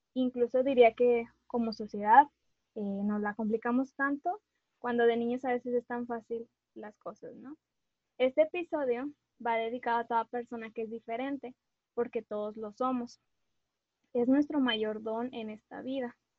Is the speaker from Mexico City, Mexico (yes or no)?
no; Monterrey, Nuevo León, Mexico; una regia